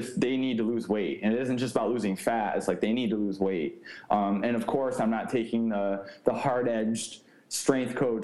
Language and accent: English; New York, United States; moved away; I finished my degree at Cortland State, which is again near my hometown in New York